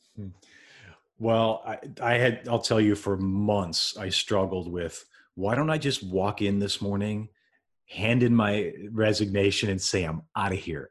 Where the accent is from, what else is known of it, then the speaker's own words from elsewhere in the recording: Wisconsin, United States; moved away as an adult; also born or lived in Minneapolis, Minnesota; I'm from Wisconsin, born and raised in Wisconsin, and in two thousand five, I moved over, uh, across state lines, went into the Minneapolis area